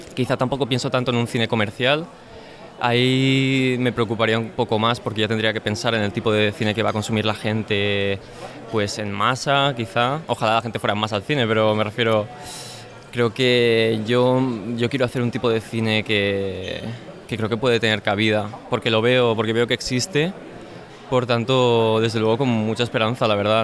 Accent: Spain; como españoles

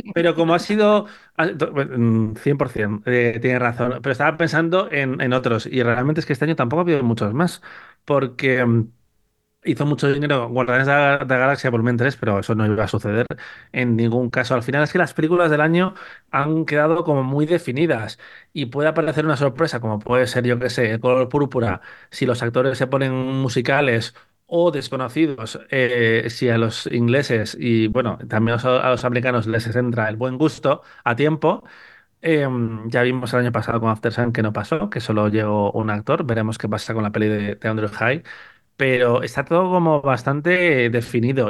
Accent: Spain; vez que nevó en mi pueblo, en Corces

